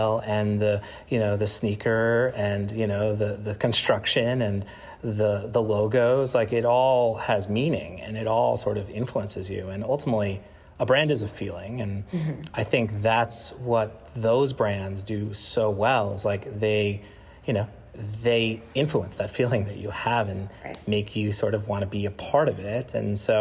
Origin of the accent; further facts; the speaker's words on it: Long Island, New York, United States; I grew up on Long Island in the 90s